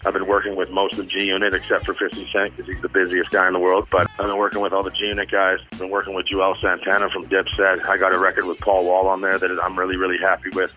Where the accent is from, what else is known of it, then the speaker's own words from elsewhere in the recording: Vancouver, British Columbia, Canada; I'm originally from Vancouver, BC, Canada